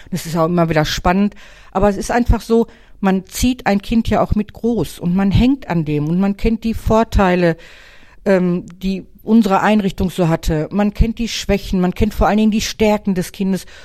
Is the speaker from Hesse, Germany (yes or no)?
no; Wanne-Eickel, North Rhine-Westphalia, Germany; born there; Wanne Eikler Urgestein. Ich bin in Wanne Eikler geboren.